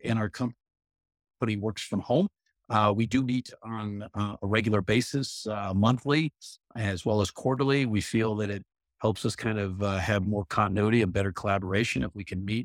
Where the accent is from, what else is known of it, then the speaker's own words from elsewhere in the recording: Arizona, United States; I grew up in the Southwest in Arizona